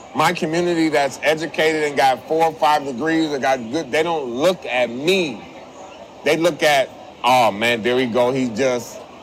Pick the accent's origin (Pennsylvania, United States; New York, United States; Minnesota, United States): Minnesota, United States; St. Paul; I was born and raised in St. Paul